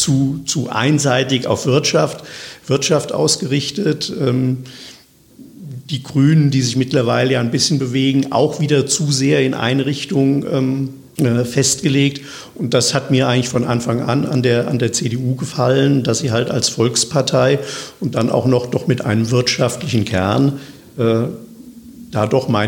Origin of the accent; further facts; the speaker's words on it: Wiesbaden, Hesse, Germany; Und ich bin ja nun gebürtiger Wiesbadener. Und äh, von daher liegt mir Wiesbaden natürlich, natürlich am, am, am Herzen.